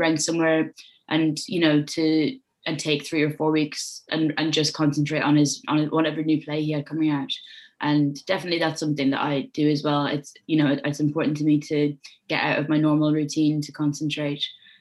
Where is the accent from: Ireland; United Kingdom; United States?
Ireland; Waterford, Munster; I grew up in Waterford in Ireland, which is a small city on the southeast coast